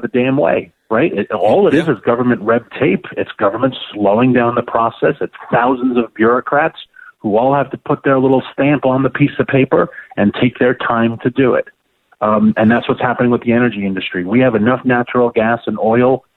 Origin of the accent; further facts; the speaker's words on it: New York City, New York, United States; New York City, my hometown